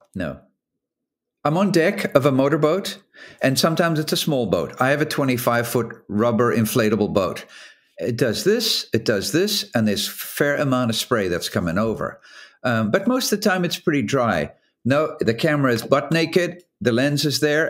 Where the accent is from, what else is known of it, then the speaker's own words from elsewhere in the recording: South Africa; moved away as an adult; now in Newport, United States; I grew up in South Africa and then left in seventy-nine to go ocean racing as a professional